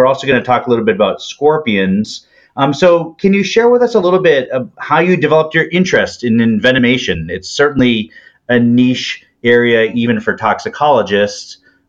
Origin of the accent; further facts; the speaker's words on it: Northeast, United States; I'm from the Northeast where we don't really have any snakes.